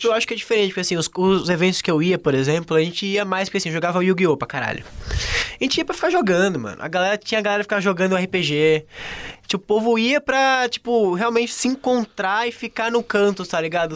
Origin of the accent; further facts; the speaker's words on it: Aracaju, Sergipe, Brazil; now in São Paulo, Brazil; eu sou de Aracaju, né? Então era é um lugar minúsculo